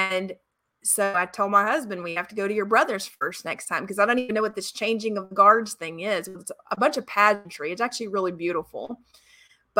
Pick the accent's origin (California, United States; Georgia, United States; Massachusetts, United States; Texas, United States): Georgia, United States; moved away; I'm from Georgia originally.